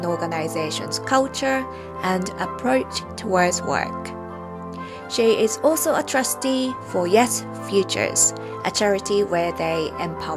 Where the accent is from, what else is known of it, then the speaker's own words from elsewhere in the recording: Japan; moved away; I grew up near the sea in Japan